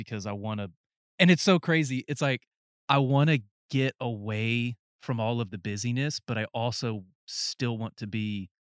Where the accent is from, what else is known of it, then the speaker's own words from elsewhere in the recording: the middle of North Carolina, United States; now in Texas, United States; it's the country living that I grew up in North Carolina, the middle of North Carolina, but also had that closeness to city life